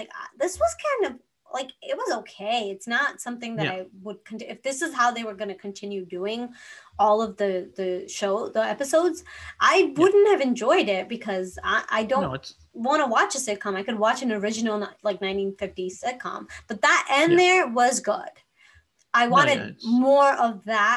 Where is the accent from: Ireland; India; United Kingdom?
India; moved away; so I grew up in India